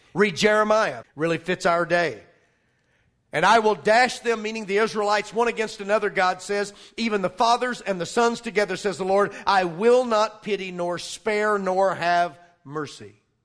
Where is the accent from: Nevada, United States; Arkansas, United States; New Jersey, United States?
Arkansas, United States; I'm from Arkansas